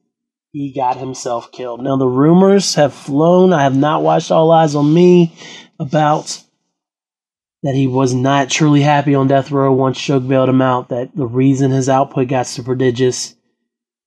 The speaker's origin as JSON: {"language": "English", "area": "Hampshire County", "region": "West Virginia", "country": "United States", "said": "I'm from Hampshire County, West Virginia"}